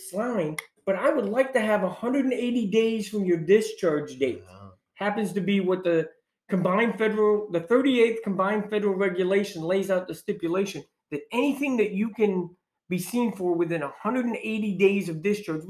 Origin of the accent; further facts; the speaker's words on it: New York, United States; I'm from New York.